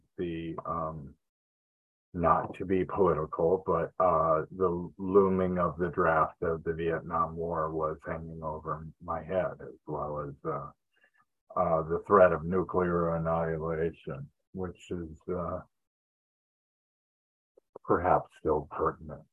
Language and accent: English; Detroit, Michigan, United States; also born or lived in Los Angeles, California; now in Yuba City, United States; I grew up in Detroit, Michigan